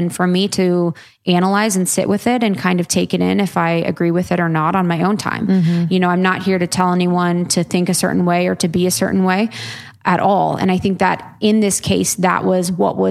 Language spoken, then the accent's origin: English; Ohio, United States; I'm a girl from Ohio.